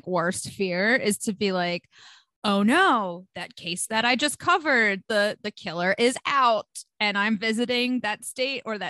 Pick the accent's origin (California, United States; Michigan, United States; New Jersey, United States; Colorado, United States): New Jersey, United States; I'm obviously from America, New Jersey specifically